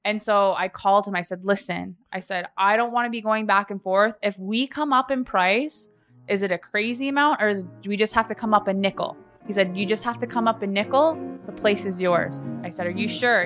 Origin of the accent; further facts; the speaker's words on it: the East Coast, Atlantic Canada, Canada; moved away as an adult; also born or lived in Calgary; now in Toronto, Canada; I am from the East Coast and I originally left about eight years ago